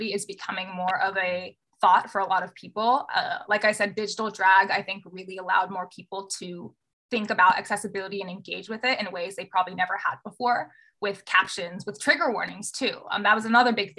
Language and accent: English; Southern California, United States; moved away as an adult; also born or lived in Bay Area; I was also born in Southern California and was raised there and then moved to the Bay Area for school